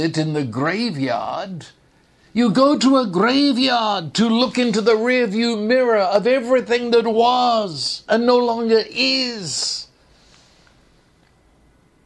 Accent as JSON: {"language": "English", "region": "England", "country": "United Kingdom", "tie": "born or raised there", "moved": "yes", "said": "when I was growing up in England"}